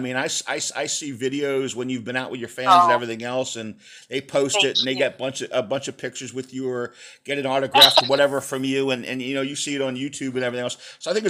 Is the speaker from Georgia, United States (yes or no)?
no; outside of Philadelphia, Pennsylvania, United States; also born or lived in San Antonio, Texas; I'm a Texas boy, you know, San Antonio boy originally, but I grew up in Pennsylvania outside of Philly.